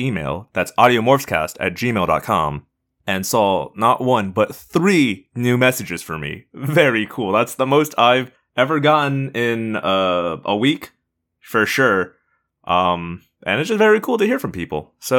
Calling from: Israel; I'm a listener from Israel

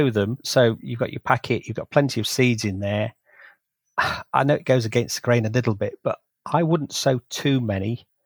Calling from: Spalding, East Midlands, United Kingdom; Uh, I'm joining you from the flatlands of South Lincolnshire. It's a sort of Spalding area

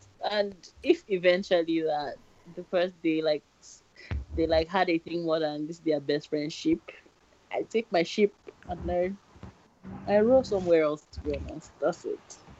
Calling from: United Kingdom; I'm calling from the UK.

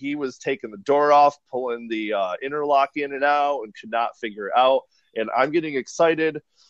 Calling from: Portland, Oregon, United States; I'm calling from Portland, Oregon.

